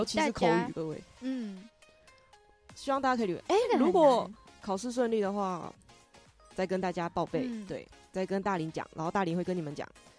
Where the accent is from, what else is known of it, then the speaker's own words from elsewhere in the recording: Taiwan; 我们是台湾人。